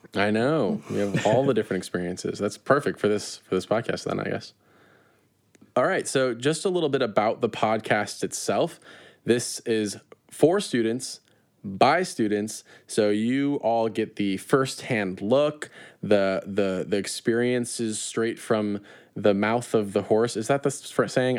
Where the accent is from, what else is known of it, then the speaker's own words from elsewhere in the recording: small town outside of Chicago, Illinois, United States; I'm really from a small town outside of Chicago, even though I can see Chicago from where I am